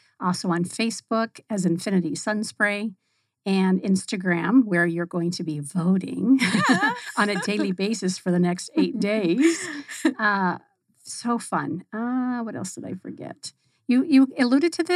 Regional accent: Northern California, United States; we grew up in Northern California

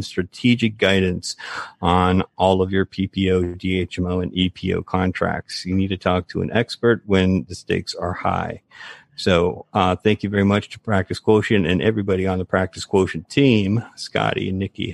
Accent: West Coast Florida, United States; moved away; I'm West Coast Florida.

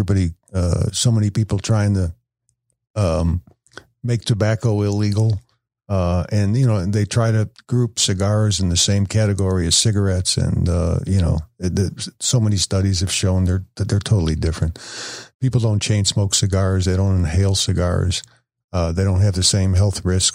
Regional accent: Chicago, Illinois, United States; now in Woodstock, United States; I'm from Chicago

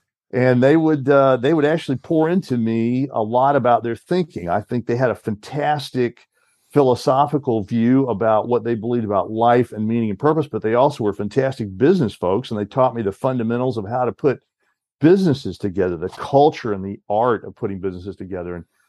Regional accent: Southeast, United States; I grew up in the Southeast. My parents are Georgia farmers, North and South Georgia.

